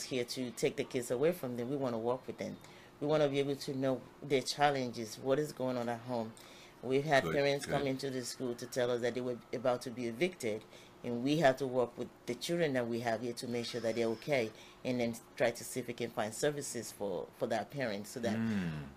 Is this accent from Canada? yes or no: no; Nigeria; now in Tampa, United States; I grew up in Nigeria